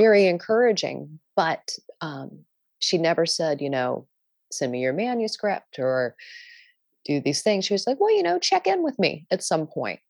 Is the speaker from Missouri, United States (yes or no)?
no; Maryland, United States; I grew up in Maryland